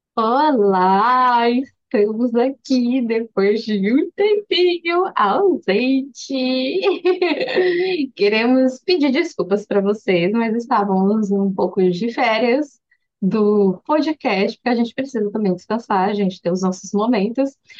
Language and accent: Portuguese; Brazil; moved away